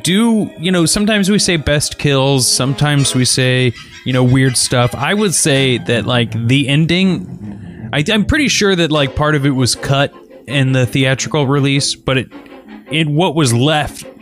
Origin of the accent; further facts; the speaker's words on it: Missouri, United States; I grew up in Missouri